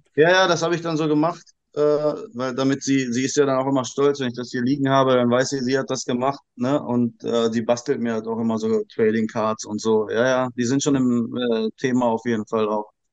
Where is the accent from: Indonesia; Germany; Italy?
Indonesia; moved away; ich bin ja in Indonesien aufgewachsen